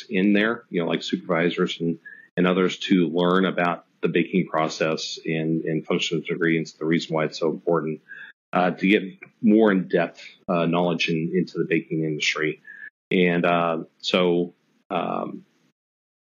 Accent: about an hour and a half from Manhattan, Kansas, United States; my hometown is actually just an hour and a half away from Manhattan

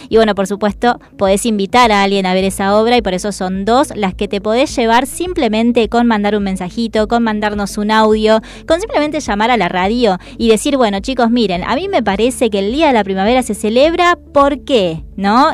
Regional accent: Salta, Argentina; now in Buenos Aires, Argentina; yo soy salteña

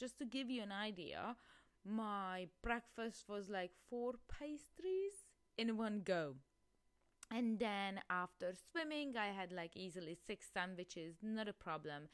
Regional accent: Hungary; moved away; I'm originally from Hungary, and I actually grown up in a small village.

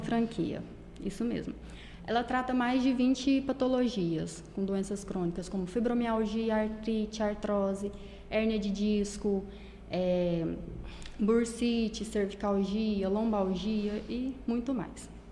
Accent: Corumbaíba, Goiás, Brazil; moved away as an adult; now in Caldas Novas, Brazil; eu sou de Corumbaíba, mudei para Caldas Novas tem pouco tempo, tem mais ou menos um ano e meio

